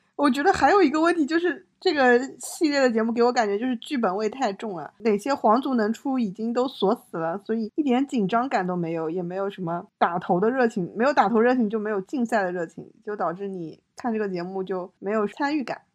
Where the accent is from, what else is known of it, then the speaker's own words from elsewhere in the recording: China; 我们中国人